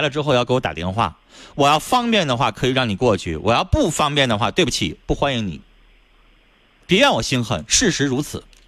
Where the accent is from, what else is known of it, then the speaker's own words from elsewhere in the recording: Harbin, Heilongjiang, China; 咱都是哈尔滨人